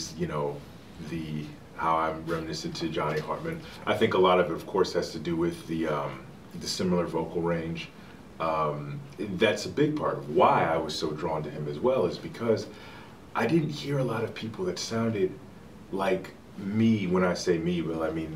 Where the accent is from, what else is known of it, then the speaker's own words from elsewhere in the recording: Chicago, Illinois, United States; I'm from Chicago